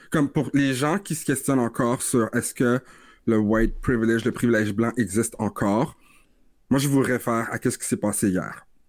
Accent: Vanier, Ontario, Canada; j'ai grandi à Vanier, je suis un, un, gars de Vanier

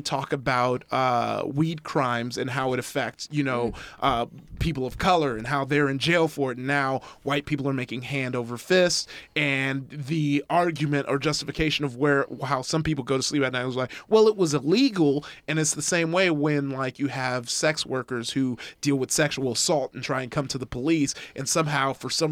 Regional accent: Compton, California, United States; I grew up in Compton

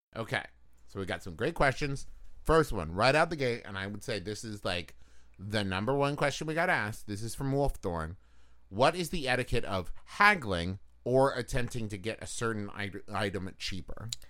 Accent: Huntington, West Virginia, United States; moved away; also born or lived in Los Angeles; Growing up in West Virginia

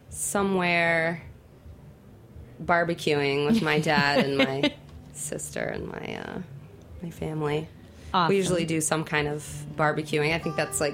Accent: New York City, New York, United States; I'm from Brooklyn, but my dad lives out in Seaford.

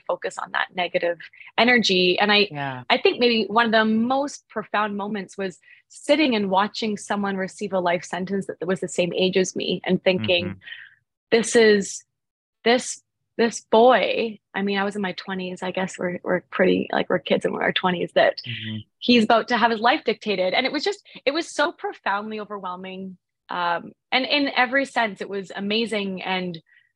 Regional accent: Vancouver, British Columbia, Canada; I'm from Canada, from Vancouver

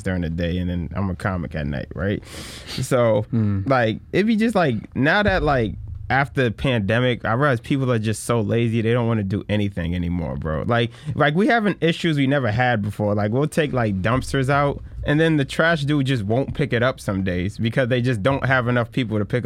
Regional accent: Boston, Massachusetts, United States; We're from Boston

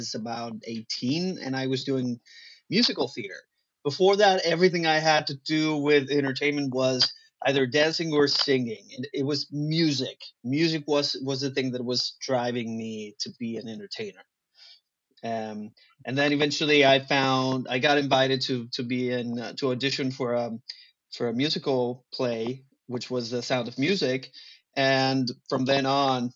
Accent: Monterrey, Nuevo León, Mexico; first language Spanish; English is a second language; moved away as an adult; also born or lived in Cozumel; now in Los Angeles, United States; I grew up in a city called Monterrey, which is the northeast Mexico

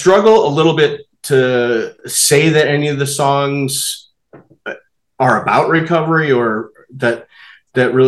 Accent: St. Louis, Missouri, United States; also born or lived in Chesterfield, Missouri; now in Boulder, United States; I grew up in St. Louis, Missouri, in the West County suburbs of Chesterfield. I currently live in Boulder, Colorado

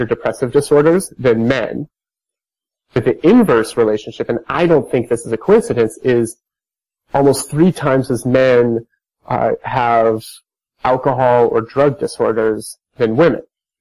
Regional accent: Idaho, United States; I'm from Idaho, which I don't, maybe you don't know where Idaho is. it's like a small, mountainous, rather conservative state in the U.S. I think back to growing up

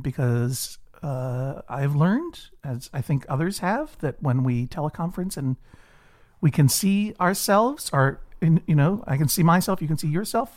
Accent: Brookline, Massachusetts, United States; born or raised there

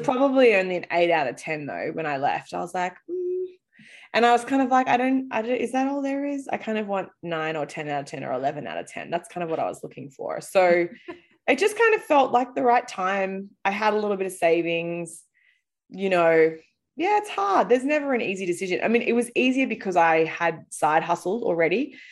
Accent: Australia; moved away as an adult; also born or lived in London; now in United States; I grew up in Australia

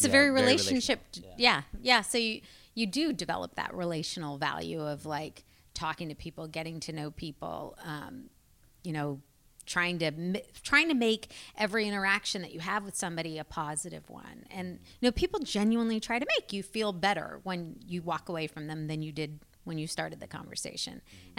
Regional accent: the South, United States; now in Portland, United States; I really loved growing up in the South and I miss it.

